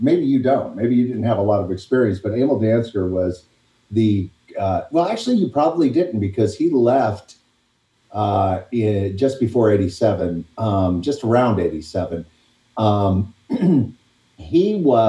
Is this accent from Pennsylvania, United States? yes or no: no; Delphos, Ohio, United States; moved away as an adult; also born or lived in Virginia / North Carolina; I'm from Delphus, Ohio